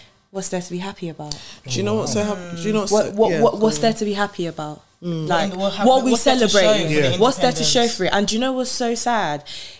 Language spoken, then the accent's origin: English; Nigeria; when it comes to being Nigerian, I scream it from the top of my lungs.